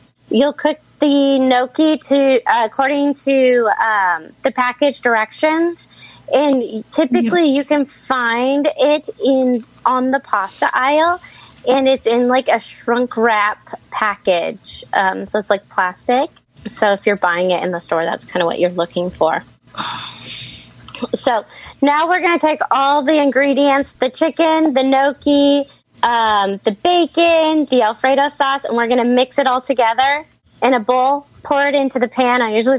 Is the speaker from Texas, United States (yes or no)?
no; Mesa, Arizona, United States; I am from Mesa, Arizona.